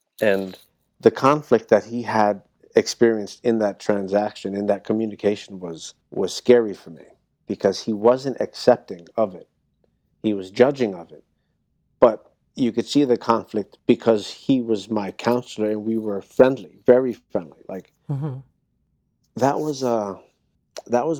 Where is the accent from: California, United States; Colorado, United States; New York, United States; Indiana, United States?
New York, United States; also born or lived in Miami, Florida / Washington Heights / Hell's Kitchen; I was born in Miami and I grew up in New York